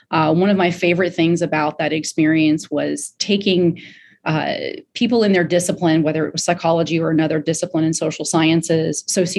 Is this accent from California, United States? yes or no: no; Greenville, South Carolina, United States; born there; also born or lived in Florida; I was born in Greenville, South Carolina, moved around back and forth from here to Florida and back and forth, and have settled once again in Greenville, South Carolina.